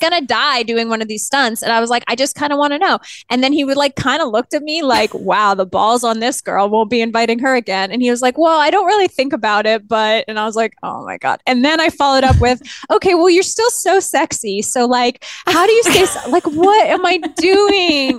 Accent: Canada; I grew up in Canada

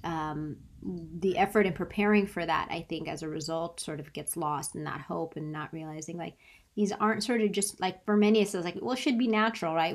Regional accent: San Diego, California, United States; moved away; also born or lived in Tallahassee; I'm from San Diego

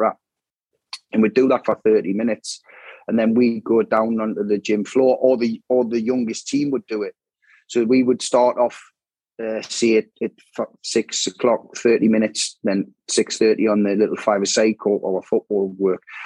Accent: Newcastle upon Tyne, North East England, United Kingdom; moved away as an adult; also born or lived in Wallsend / London; Initially, I grew up in Walker

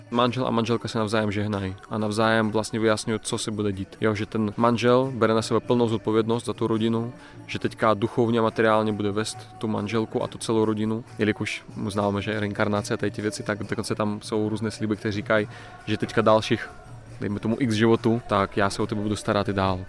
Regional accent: Crimea, Ukraine; Czech is a second language; now in Czech Republic; Jsem vlastně původně z Krymu. Národnosti jsem Rus

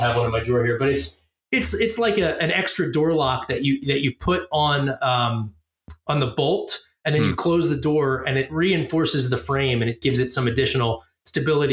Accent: Philadelphia, Pennsylvania, United States; I grew up in Philly.

